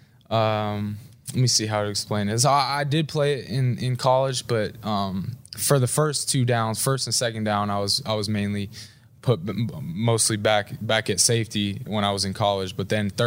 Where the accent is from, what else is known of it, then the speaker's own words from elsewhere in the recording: Seattle, Washington, United States; moved away; Growing up in Seattle